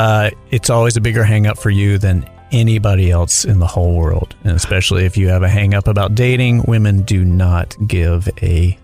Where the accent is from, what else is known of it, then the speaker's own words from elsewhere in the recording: Charlotte, North Carolina, United States; moved away as an adult; also born or lived in New York; now in Los Angeles, United States; I'm originally from Charlotte, North Carolina.